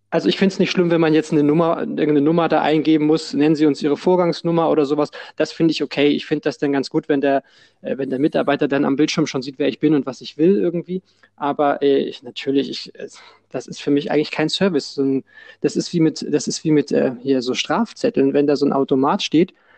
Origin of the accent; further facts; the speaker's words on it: Hamburg, Germany; bei uns in Hamburg sagt man immer